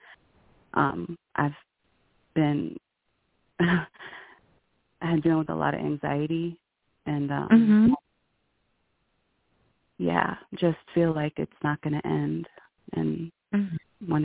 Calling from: New Mexico, United States; I'm calling from New Mexico

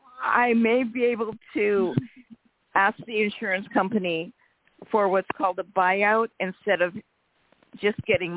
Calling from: Rancho Cordova, California, United States; And I'm calling from Rancho Cordova, California.

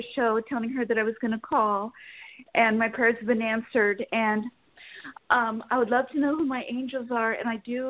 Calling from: Sacramento, California, United States; Sacramento, California.

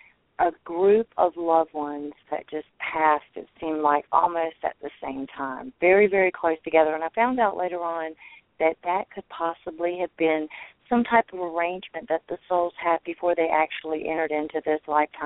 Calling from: North Carolina, United States

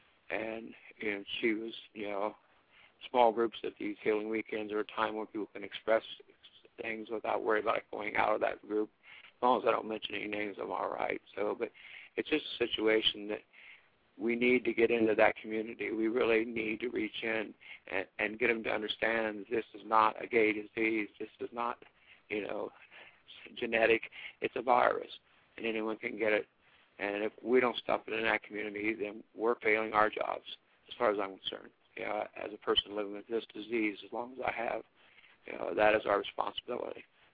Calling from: Ohio, United States; I'm doing real great. I'm in Ohio.

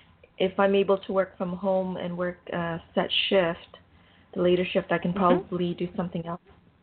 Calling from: Canada; I'm calling from Canada.

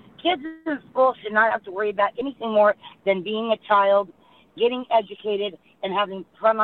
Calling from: Lodi, California, United States; and right now I'm in Lodi.

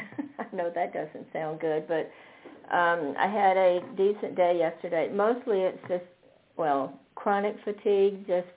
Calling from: Fredericksburg, Virginia, United States; I'm in Fredericksburg, Virginia.

